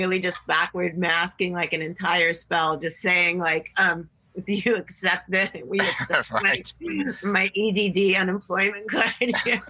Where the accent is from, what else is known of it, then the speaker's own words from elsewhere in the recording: New England, United States; but I grew up in New England, so I had a big snorkel parka on.